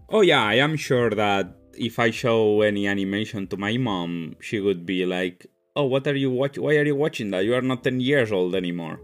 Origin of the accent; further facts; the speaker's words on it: Spain; moved away; I come from Spain